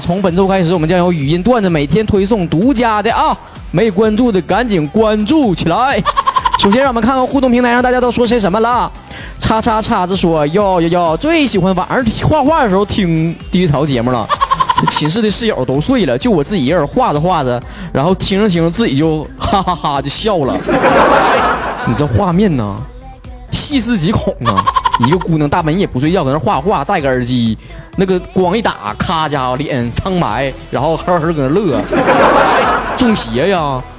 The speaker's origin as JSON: {"language": "Chinese", "region": "Northeast China", "country": "China", "accent": "Northeastern Mandarin", "said": "我东北人"}